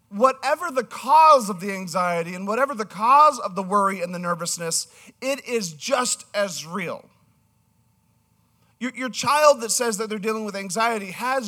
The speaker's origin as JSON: {"language": "English", "country": "Canada", "said": "I'm from Canada, so Generation"}